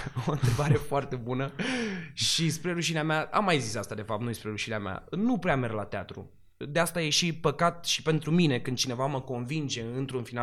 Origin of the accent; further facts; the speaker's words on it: Galați, Galați County, Romania; moved away as an adult; now in Bucharest, Romania; Eu când am plecat prima oară din Galați și am venit la București, după trei luni, pentru că am venit să fac actorie și fără să vreau după trei luni de stat în București